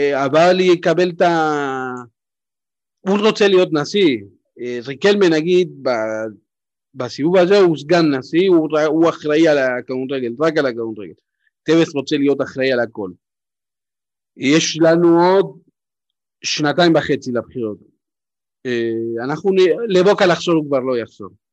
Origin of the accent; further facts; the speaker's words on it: Buenos Aires, Argentina; now in Israel; אני נולדתי ב-79, תחשוב, גדלתי בבונוס איירס